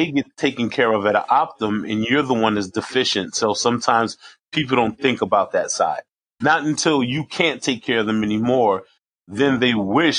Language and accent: English; New York City, New York, United States; I'm 52, New York, male, grew up in Harlem.